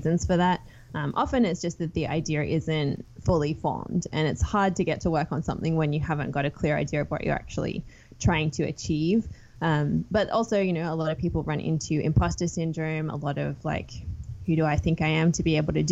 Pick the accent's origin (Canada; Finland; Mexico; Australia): Australia; Sydney, New South Wales; moved away as an adult; I grew up in Sydney, one of four kids. I left Australia after finishing university